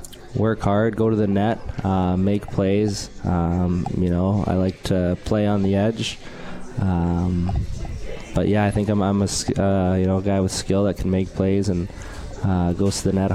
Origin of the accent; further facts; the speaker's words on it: Alberta, Canada; moved away as an adult; now in Utica, United States; All my rest of my family's from BC, and my parent, and I'm from Alberta